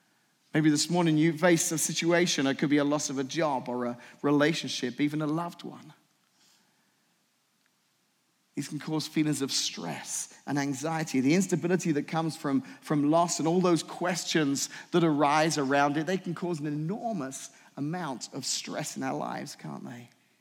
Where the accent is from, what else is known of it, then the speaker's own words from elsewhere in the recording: England, United Kingdom; moved away; When I moved here from England in the 90s, 1994, I moved here.